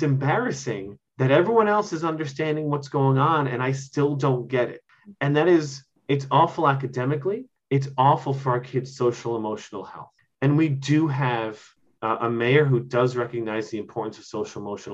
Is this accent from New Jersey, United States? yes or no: no; Mitchell-Lama housing, New York, United States; I grew up in Mitchell-Lama housing